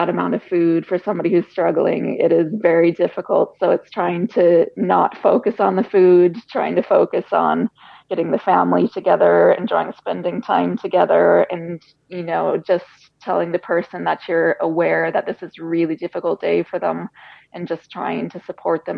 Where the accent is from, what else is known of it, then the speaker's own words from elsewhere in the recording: United States; moved away as an adult; now in Ireland; we're American. We were born in America, lived in Ireland 8 years now